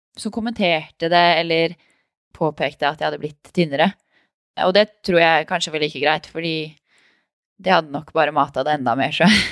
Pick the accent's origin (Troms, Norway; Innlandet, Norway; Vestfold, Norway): Vestfold, Norway; Tønsberg; also born or lived in Oslo; Jeg sier at jeg er oppvokst i Tønsberg. Det er det som er hjembyen min